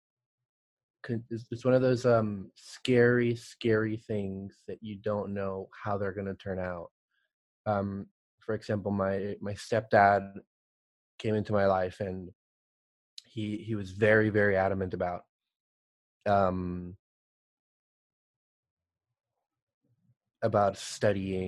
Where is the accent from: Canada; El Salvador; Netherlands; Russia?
El Salvador; now in United States; I'm originally from El Salvador